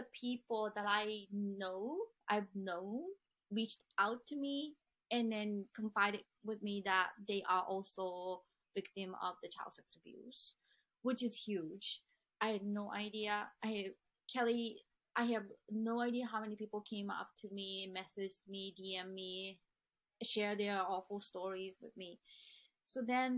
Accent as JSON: {"language": "English", "country": "Japan", "tie": "born or raised there", "also_born_or_lived": "Boston", "moved": "yes", "said": "where I grew up in Japan"}